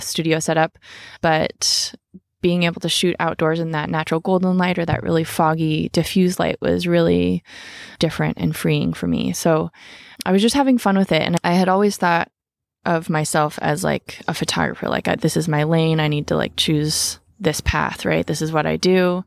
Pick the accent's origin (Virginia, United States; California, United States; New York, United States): California, United States; Sebastopol; I grew up in Sebastopol in an apple orchard